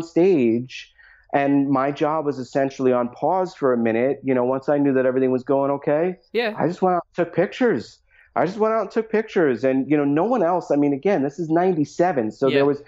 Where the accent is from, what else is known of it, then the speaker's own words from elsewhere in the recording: New York, United States; moved away as an adult; also born or lived in Long Island; now in Las Vegas area, United States; we moved out here from New York, having only spent our entire life in New York